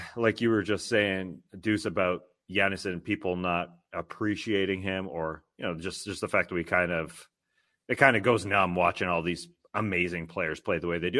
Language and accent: English; Canada; as a Canadian